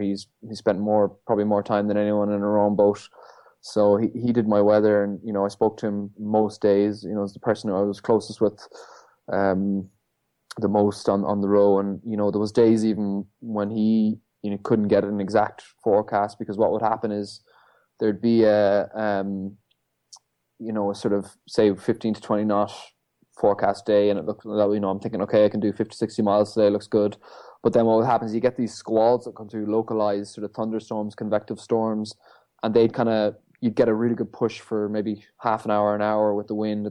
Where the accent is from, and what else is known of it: Ireland; born or raised there